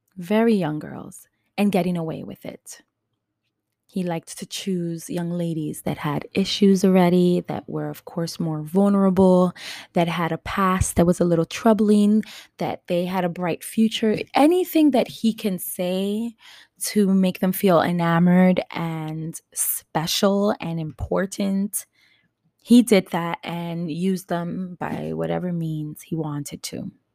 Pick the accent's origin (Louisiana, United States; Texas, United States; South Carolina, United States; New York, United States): New York, United States; New York City; I am born and raised in New York City, Upper West Side, Manhattan.